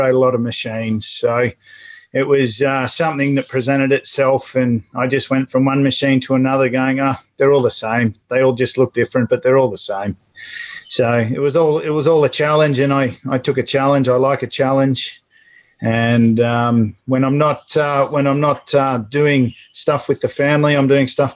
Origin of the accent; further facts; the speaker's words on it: Australia; I guess you can probably tell where I'm from. I'm from Australia. I guess I'm a proud Aussie.